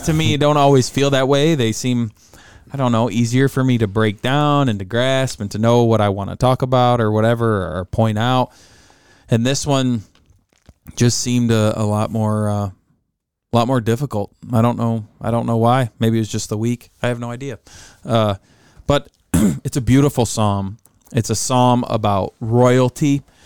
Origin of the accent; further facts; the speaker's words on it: United States; Growing up in America